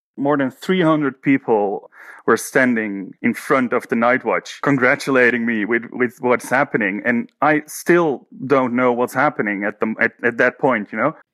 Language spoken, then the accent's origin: English; Haarlem, North Holland, Netherlands; I'm from the Netherlands, the city of Haarlem.